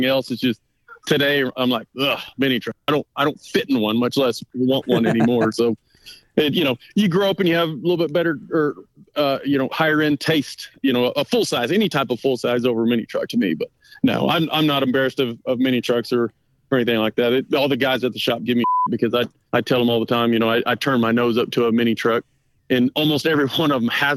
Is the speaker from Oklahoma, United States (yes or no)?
yes; Choctaw, Oklahoma, United States; I was born and raised here in Choctaw